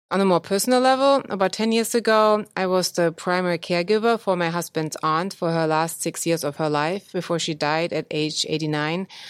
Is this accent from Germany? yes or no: yes; Germany; moved away as an adult; now in United States; born in Germany, and I went to medical school there